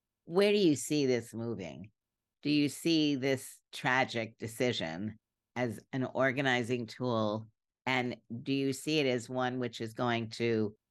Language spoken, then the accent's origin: English; Brooklyn, New York, United States; also born or lived in Berkeley; now in Washington, D.C., United States; I grew up in Brooklyn, and then I lived in Berkeley for about 18 years. And now I'm in Washington, D.C., and I'm very comfortable on the East Coast.